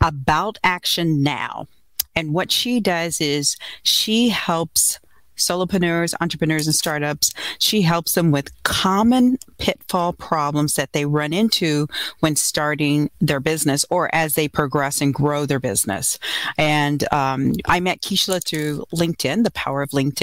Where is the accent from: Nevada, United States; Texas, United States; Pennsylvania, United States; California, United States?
Texas, United States; Houston; moved away; I'm originally from Houston.